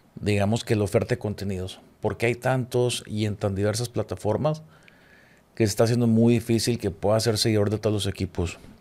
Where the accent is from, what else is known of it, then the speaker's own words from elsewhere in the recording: Chihuahua, Mexico; now in Monterrey, Mexico; Yo soy de Chihuahua y allá el fútbol, la verdad, no trasciende